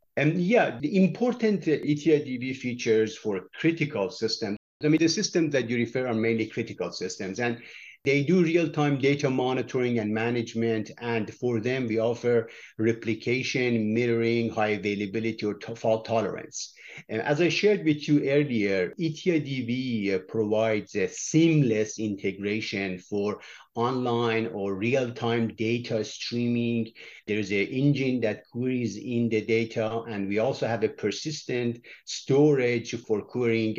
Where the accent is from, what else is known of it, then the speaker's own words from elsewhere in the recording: Iran; moved away; I was born in Iran